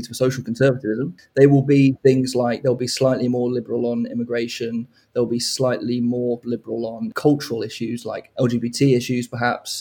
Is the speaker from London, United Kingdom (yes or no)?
no; Hove, South East England, United Kingdom; I grew up in Hove